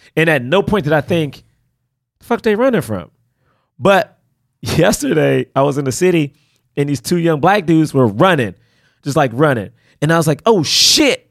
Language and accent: English; Washington, District of Columbia, United States; moved away; I grew up in Southeast DC